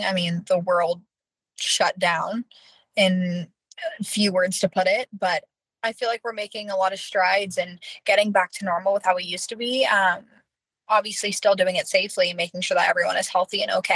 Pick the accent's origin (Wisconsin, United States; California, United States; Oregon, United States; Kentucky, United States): California, United States; Norco; I am born and raised in Norco, California. I've been there my entire life